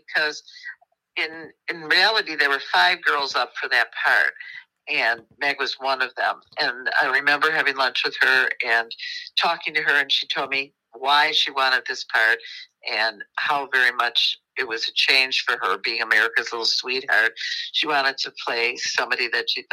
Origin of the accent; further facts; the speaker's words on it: Midwest, United States; accent: Midwestern twang; there is a definite Midwestern kind of a twang that we have